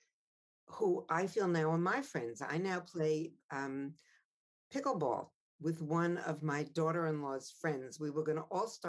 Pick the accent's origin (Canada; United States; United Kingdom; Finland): United States; Long Island, New York; I knew I was a privileged girl living on Long Island, not growing up in Amsterdam